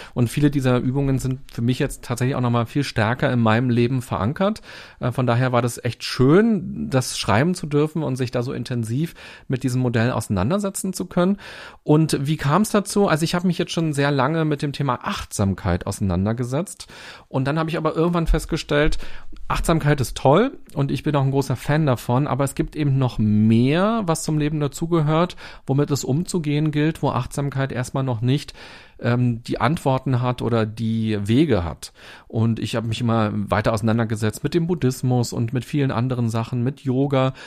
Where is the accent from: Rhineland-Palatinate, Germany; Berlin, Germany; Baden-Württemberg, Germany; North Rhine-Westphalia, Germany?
Berlin, Germany; Als Berliner